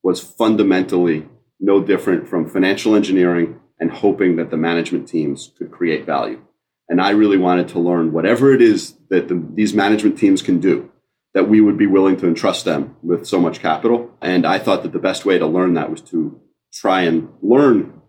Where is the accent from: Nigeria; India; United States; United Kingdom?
United States; New Jersey; I grew up in New Jersey